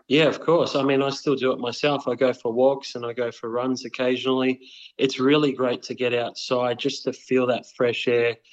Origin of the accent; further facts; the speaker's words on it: Wheelers Hill, Victoria, Australia; And uh, so I grew up in in Wheelers Hill, and uh, we had Jells Park down the road.